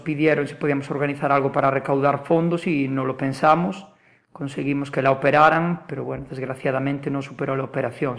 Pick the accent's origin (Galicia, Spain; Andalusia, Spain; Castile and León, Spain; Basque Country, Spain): Galicia, Spain; Vilagarcía de Arousa; also born or lived in Málaga; mi pueblo, para Vila García